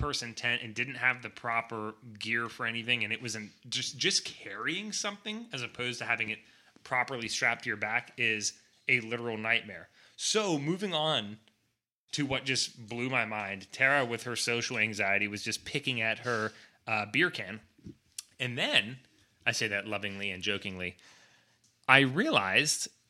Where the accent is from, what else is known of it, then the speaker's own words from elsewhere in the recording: Pennsylvania, United States; moved away; we're originally from PA